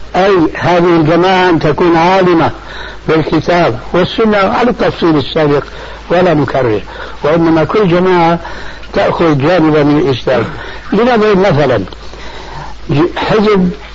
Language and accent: Arabic; Syria; كما يقولون عندنا في سوريا، في لغة العامة